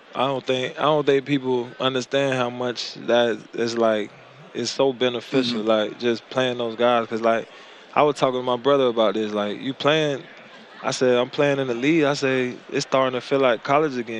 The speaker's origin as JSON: {"language": "English", "town": "Tampa", "region": "Florida", "country": "United States", "moved": "as an adult", "said": "I'm from Tampa."}